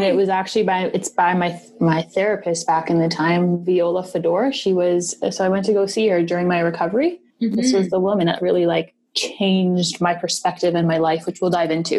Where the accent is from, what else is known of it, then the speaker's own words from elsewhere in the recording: Toronto, Ontario, Canada; Born and raised in Toronto.